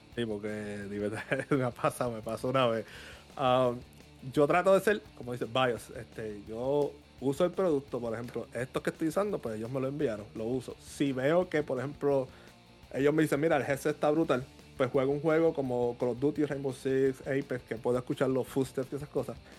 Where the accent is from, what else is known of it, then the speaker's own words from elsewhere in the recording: Puerto Rico; also born or lived in New York; soy de Puerto Rico